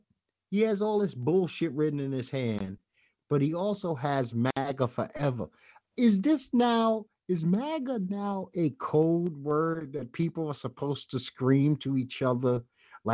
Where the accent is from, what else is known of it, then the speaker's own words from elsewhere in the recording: New York City, New York, United States; I'm a well-schooled Brooklynite.